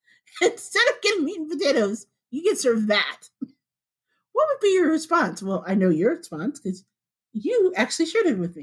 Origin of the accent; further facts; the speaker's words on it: Midwest, United States; Now, I'm a Black woman in her 40s, but I was born and bred in the Midwest, okay? Apple picking, rollerblading, my junior high was the middle of a freaking cornfield.